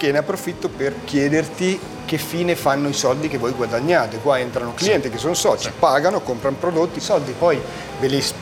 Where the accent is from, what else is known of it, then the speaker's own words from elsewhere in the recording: France; Italian is a second language; now in Sardinia, Italy; io sono francese.